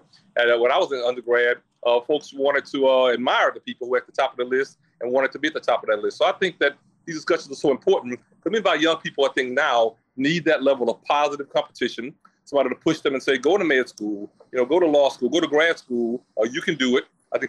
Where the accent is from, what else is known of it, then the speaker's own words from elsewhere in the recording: Beaumont, Texas, United States; my hometown of Beaumont, Texas